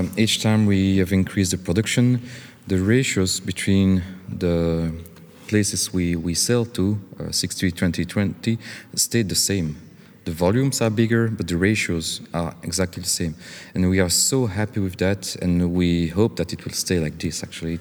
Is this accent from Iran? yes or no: no; Belgium; not in Belgium, we don't really make revolutions